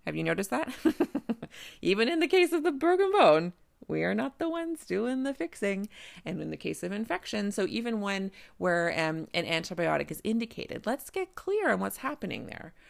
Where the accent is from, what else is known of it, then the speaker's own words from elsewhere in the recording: Canada; I'm a Canadian family physician